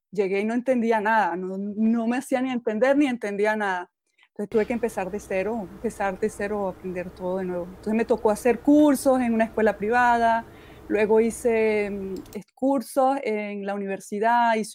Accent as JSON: {"language": "Spanish", "country": "Venezuela", "tie": "born or raised there", "said": "quedarme solo en mi pueblito, que, que aunque es muy bonito y muy tranquilo, pues yo cuando estaba más joven necesitaba moverme, necesitaba aprender cosas nuevas, eh, ver culturas nuevas, civilizaciones nuevas. Y bueno, me cambié a muchas ciudades en Venezuela."}